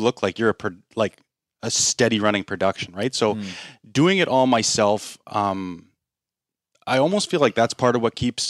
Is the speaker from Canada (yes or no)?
yes; Canada; Like, I'm a Japanese bait maker when I'm from Canada.